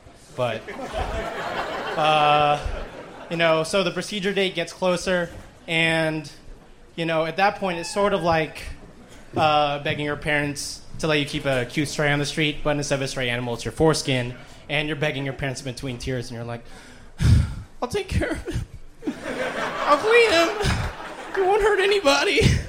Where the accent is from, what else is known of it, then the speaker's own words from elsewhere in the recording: Arkansas, United States; I came down, I'm from Arkansas, I came down with my friend, he's going across country to live with his girlfriend, and so I was like, fuck it, I'll come down to Austin